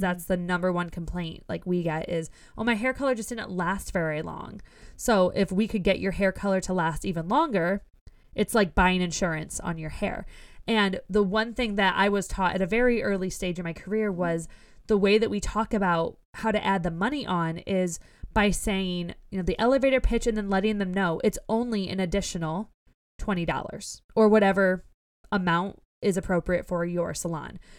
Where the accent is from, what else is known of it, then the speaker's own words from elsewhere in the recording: Ohio, United States; we're both from Ohio, so we're used to potholes in our roads